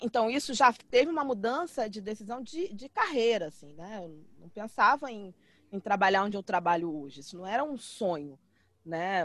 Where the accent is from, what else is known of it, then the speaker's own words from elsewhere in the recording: Rio de Janeiro, Brazil; moved away as an adult; now in São Paulo, Brazil; Eu sou carioca, morava no Rio, minha família inteira é do Rio